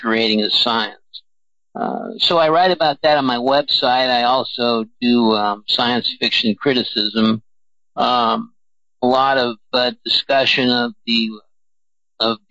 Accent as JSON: {"language": "English", "town": "Burbank", "region": "California", "country": "United States", "tie": "born or raised there", "said": "Born in beautiful downtown Burbank"}